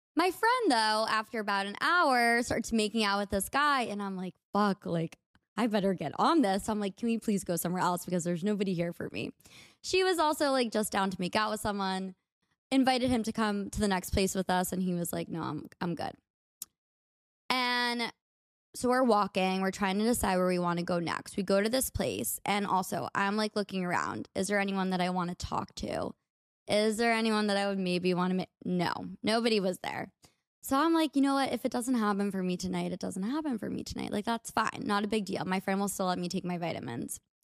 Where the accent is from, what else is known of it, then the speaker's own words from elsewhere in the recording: United States; accent: American; my American accent